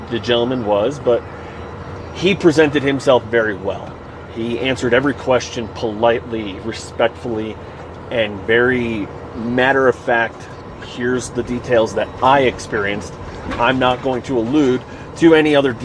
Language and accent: English; New York, United States; moved away as an adult; also born or lived in Texas / Kansas / Florida / Missouri; now in Colorado, United States; I'm originally from New York. I am now currently a resident in Colorado